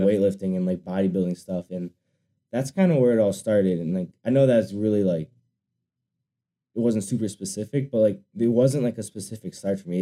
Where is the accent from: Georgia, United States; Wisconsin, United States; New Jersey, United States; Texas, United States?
Wisconsin, United States; I'm from Wisconsin